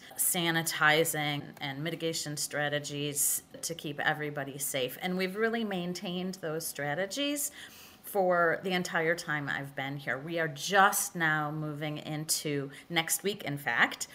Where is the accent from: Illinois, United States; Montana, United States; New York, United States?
Illinois, United States; Evanston; moved away as an adult; also born or lived in Michigan / Salt Lake City, Utah; I was born and raised in Evanston, right outside of Chicago, left for almost 30 years, and just returned back here about a year and a half ago.